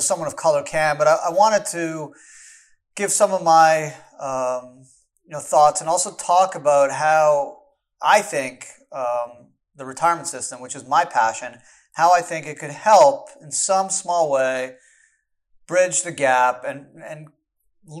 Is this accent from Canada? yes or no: yes; Canada; now in United States; I was born in Canada